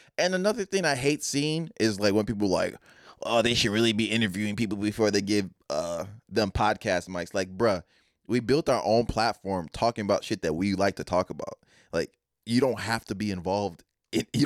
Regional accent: Texas, United States; I'm from Texas.

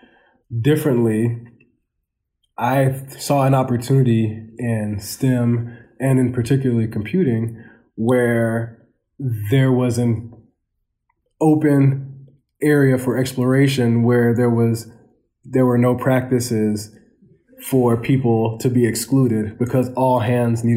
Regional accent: Portland, Oregon, United States; moved away; a young African-American male growing up in Portland, Oregon

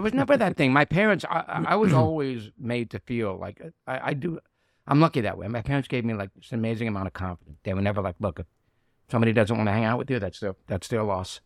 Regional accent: New York City, New York, United States; also born or lived in Bensonhurst, Brooklyn; it was Red Hook, you know, or South Brooklyn when I grew up

